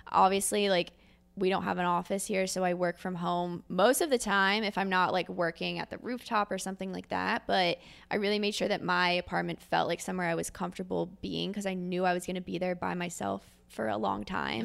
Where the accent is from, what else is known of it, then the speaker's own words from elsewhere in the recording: Philadelphia, Pennsylvania, United States; moved away as an adult; also born or lived in New York City; now in Columbus, United States; I'm originally from Philadelphia, Pennsylvania, grew up there my entire life